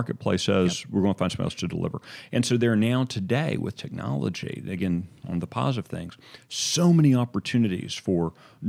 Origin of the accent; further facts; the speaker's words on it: Texas, United States; as a kid growing up in North Texas, at various points we lived in North Texas